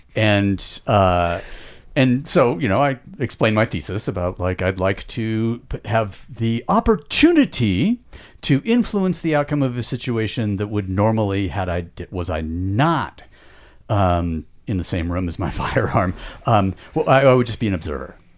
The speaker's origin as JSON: {"language": "English", "country": "United States", "said": "we as Americans"}